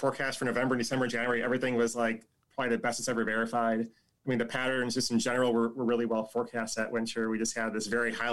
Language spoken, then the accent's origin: English; Chicago, Illinois, United States; now in Tulsa, United States; I'm from Chicago